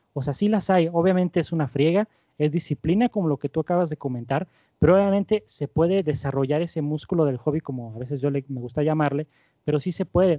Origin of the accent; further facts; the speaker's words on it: Mexico; como mexicanos